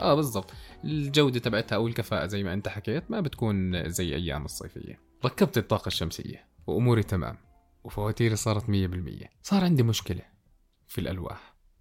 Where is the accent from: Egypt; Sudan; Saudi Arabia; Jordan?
Jordan; عندنا بالاردن